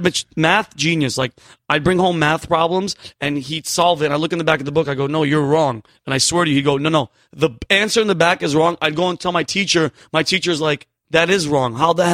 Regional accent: New Britain, Connecticut, United States; also born or lived in Yonkers, New York; I was from Yonkers, New York. Yeah. And then then grew up in New Britain, Connecticut.

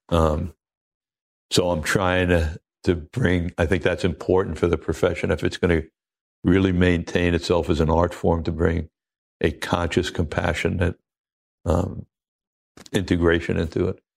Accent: Oceanside, New York, United States; moved away; also born or lived in Maui; I'm a kid from Oceanside, Long Island

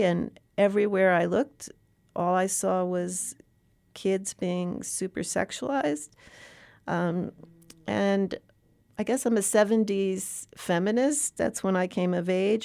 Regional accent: New York City, New York, United States; I come from the Upper East Side of Manhattan. I've lived in New York City my entire life

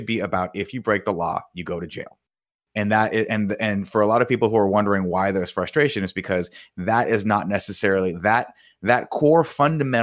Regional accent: United States; as an American

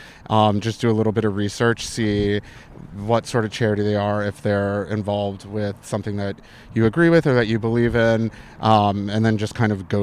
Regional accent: Arizona, United States; also born or lived in New York City, United States; Originally the state of Arizona.

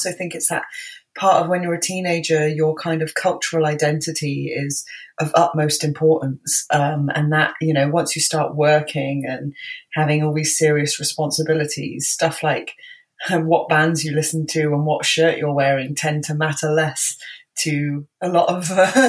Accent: Bristol, South West England, United Kingdom; I was born and raised in Bristol. Luckily I don't have the accent. I am from Bristol

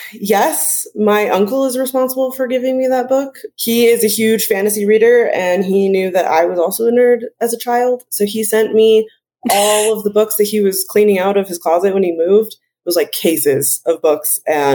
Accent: Park City, Utah, United States; I grew up here in Park City.

